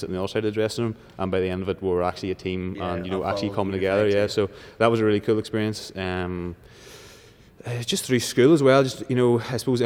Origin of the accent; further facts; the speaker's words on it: Leitrim, Northern Ireland, United Kingdom; I am from a small village called Leitrim. It was just outside Castlewell. It's not County Leitrim.